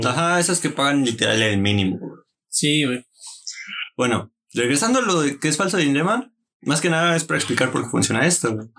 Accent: Mexico; yo soy mexicano

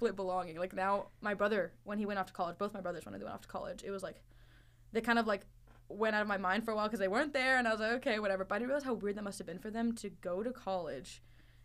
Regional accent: Northern Virginia, United States; also born or lived in Dubai; my concrete idea of home is Northern Virginia

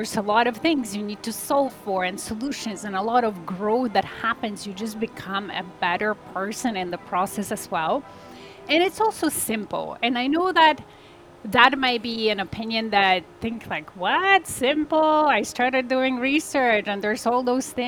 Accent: Poland; now in Toronto, Canada; I'm originally from Poland. I live in Canada, in Toronto area with my family

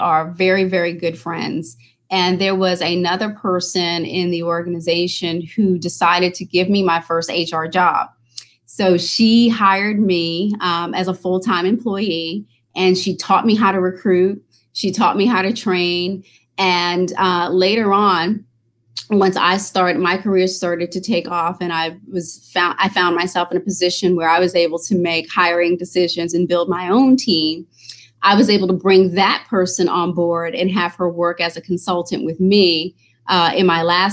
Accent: New York, United States; moved away as an adult; also born or lived in Maryland; I'm originally from New York.

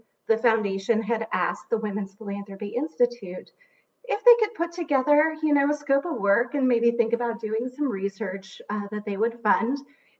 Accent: Haiti; But I grew up outside the U.S. I grew up in Haiti. My parents were missionaries.

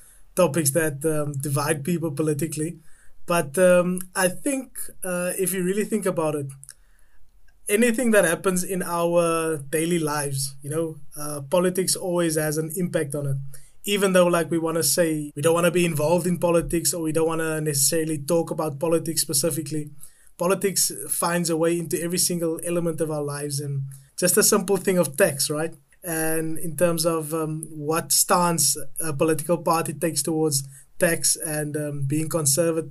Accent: South Africa; now in London, United Kingdom; I'm a South African currently living in the United Kingdom.

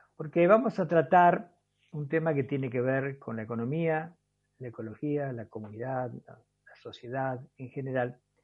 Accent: La Matanza, Buenos Aires Province, Argentina; now in Jujuy, Argentina; Yo también soy originario de Urbano, ya hace como 40 años que estoy por aquí

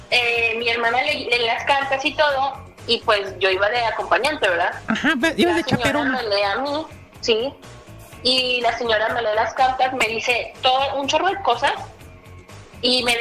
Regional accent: Torreón, Coahuila, Mexico; Yo soy de la ciudad de Torreón, Coahuila.

